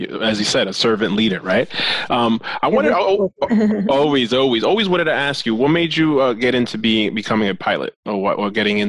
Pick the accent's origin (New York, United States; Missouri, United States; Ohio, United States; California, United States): New York, United States; accent: New York Spanglish; because I talk New York Spanglish.